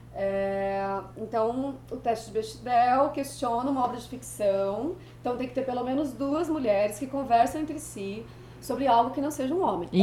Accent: Brazil; eu sou brasileira

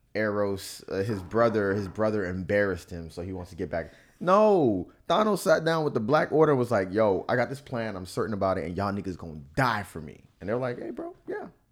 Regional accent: Florida, United States; I was born in Florida winter

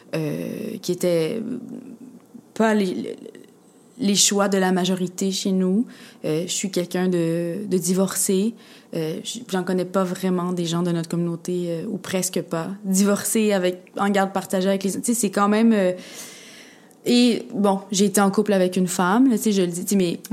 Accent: Quebec, Canada; je suis québécoise, je suis née ici, puis j'ai grandi ici, puis j'ai baigné euh, complètement dans la culture québécoise.

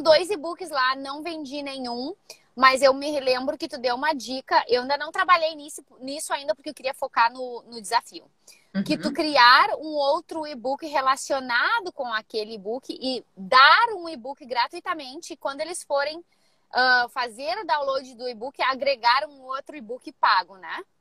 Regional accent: Rio Grande do Sul, Brazil; moved away as an adult; now in San Diego, United States; sou do Rio Grande do Sul, aí no Brasil, mas já faz 12 anos que eu vivo aqui em San Diego

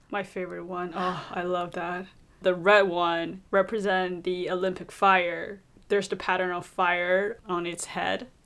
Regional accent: Beijing, China; I'm from Beijing

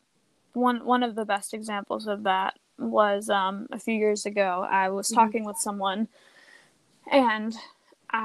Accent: United States; having grown up in America and being American

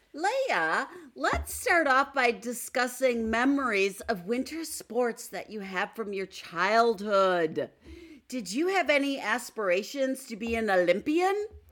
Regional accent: Stevens Point, Wisconsin, United States; winter days growing up in Stevens Point, tobogganing at Iverson Park

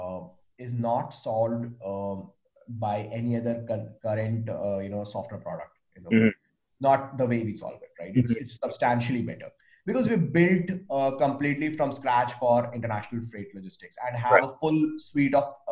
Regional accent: India; I'm Indian

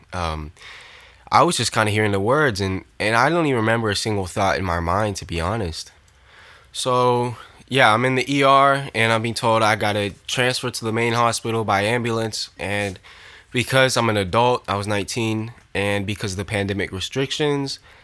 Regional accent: Orlando, Florida, United States; I support Orlando City, my hometown team

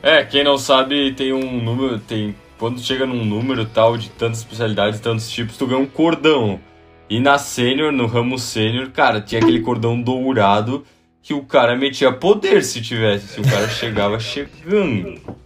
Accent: Brazil; quem somos nós, né, brasileiros?

